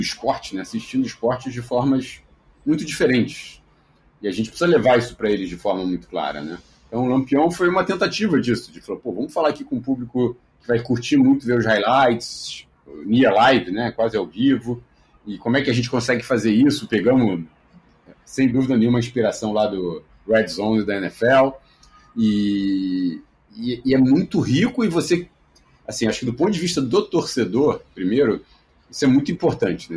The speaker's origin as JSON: {"language": "Portuguese", "region": "Rio de Janeiro", "country": "Brazil", "said": "Eu moro no Rio de Janeiro"}